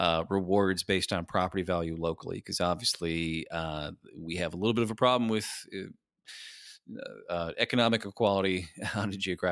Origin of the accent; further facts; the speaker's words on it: San Diego, California, United States; I was born here. I'm from San Diego.